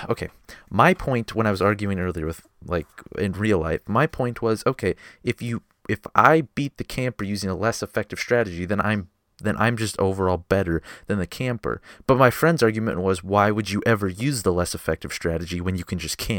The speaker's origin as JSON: {"language": "English", "region": "Minnesota", "country": "United States", "said": "Sorry, I'm fucking northern. I'm from Minnesota. I fucking talk like an idiot."}